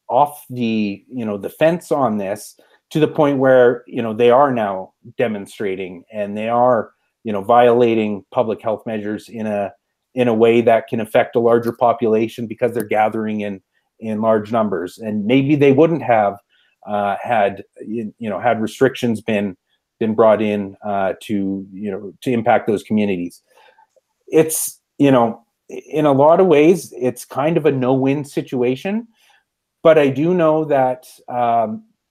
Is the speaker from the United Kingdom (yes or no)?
no; Brooks, Alberta, Canada; I grew up in Brooks, Alberta.